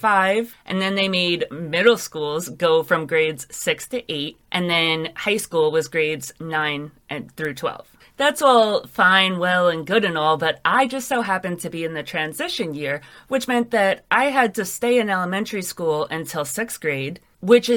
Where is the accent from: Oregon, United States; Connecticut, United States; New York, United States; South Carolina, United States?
New York, United States; New York City; Growing up in New York is really strange because you have a lot of experiences that other people in the rest of the world, they can't really understand.